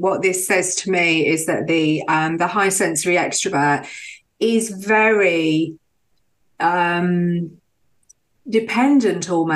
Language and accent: English; Birmingham, West Midlands, United Kingdom; moved away as an adult; now in Brighton, United Kingdom; I grew up in Birmingham